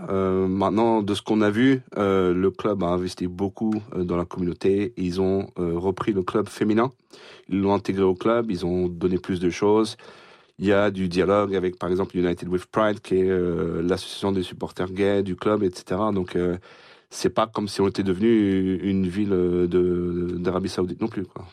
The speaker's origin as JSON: {"language": "French", "town": "Rouen", "region": "Normandy", "country": "France", "tie": "born or raised there", "said": "ma mère est d'ici. Euh, j'ai grandi sur euh, sur Rouen"}